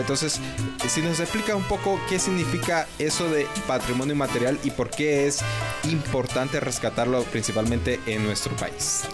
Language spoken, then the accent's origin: Spanish; Honduras; como hondureños